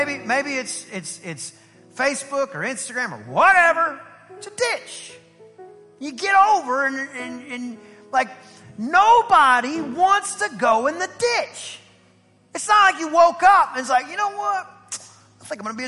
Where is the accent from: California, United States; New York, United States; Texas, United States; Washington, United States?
Texas, United States; Southeast; I am from Southeast Texas. I'm a country kid